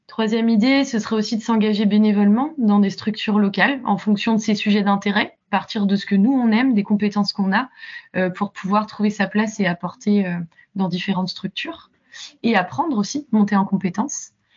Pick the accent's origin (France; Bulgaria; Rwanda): France; Rennes, Brittany; moved away as an adult; also born or lived in Toulouse / London / Belgium / Latin America; je suis partie de Rennes vers 18 ans